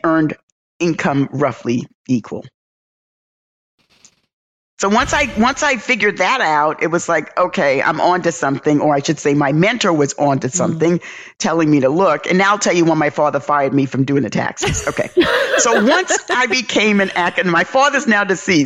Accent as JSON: {"language": "English", "town": "New York City", "region": "New York", "country": "United States", "tie": "born or raised there", "moved": "as an adult", "lives_now": "Atlanta, United States", "said": "growing up in the South Bronx, experiencing racism, observing racism"}